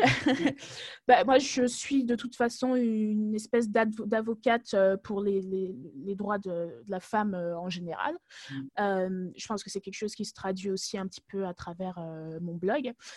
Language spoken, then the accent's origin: French; France; moved away as an adult; also born or lived in Togo; now in Germany; je suis née au Togo, mais j'ai grandi en France